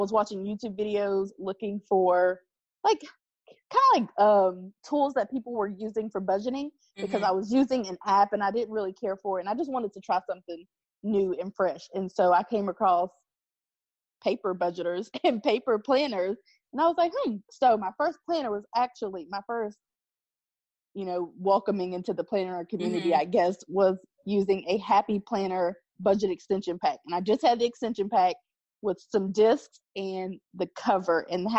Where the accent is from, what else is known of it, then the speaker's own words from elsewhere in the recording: Ohio, United States; also born or lived in West Virginia; So it's a mixture of Ohio and West Virginia. And I say that because I just kind of flopped between the two as I was growing up.